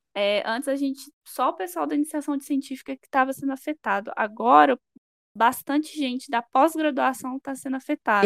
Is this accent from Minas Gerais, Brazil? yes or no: yes; Sete Lagoas, Minas Gerais, Brazil; moved away as an adult; now in Belo Horizonte, Brazil; eu sou natural de Sete Lagoas, uma cidade próxima a BH